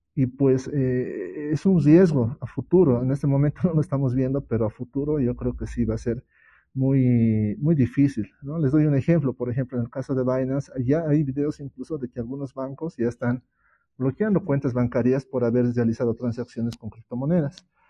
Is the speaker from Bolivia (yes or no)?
yes; Bolivia; yo soy de Bolivia